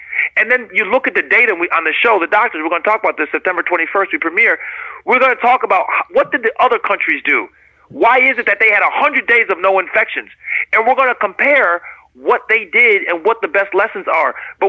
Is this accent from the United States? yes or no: yes; United States; So as a physician, as an American, as a lover of human life, this has been a really, really tough time for me to see what has happened.